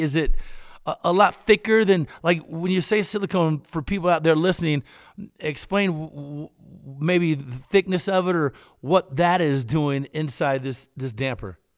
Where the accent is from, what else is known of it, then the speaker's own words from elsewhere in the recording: Kentucky, United States; I'm from Kentucky